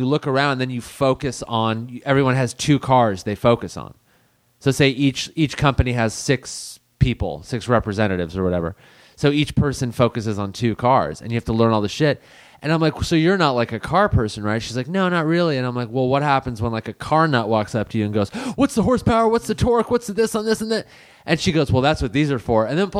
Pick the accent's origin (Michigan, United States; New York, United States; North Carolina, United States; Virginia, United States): Michigan, United States; I'm from Michigan